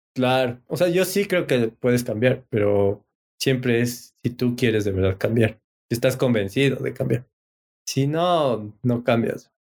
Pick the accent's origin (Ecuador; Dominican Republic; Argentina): Ecuador; soy de Ecuador, mire mi cédula